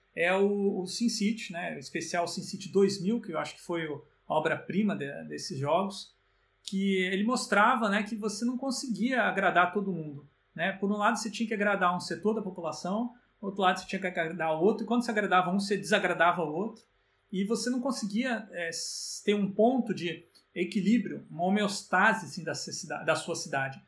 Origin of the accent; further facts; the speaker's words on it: Brazil